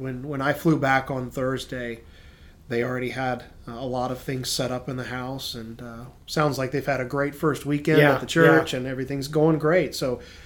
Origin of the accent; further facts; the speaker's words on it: Brevard, North Carolina, United States; I was born up there in Brevard, North Carolina, and grew up there at camp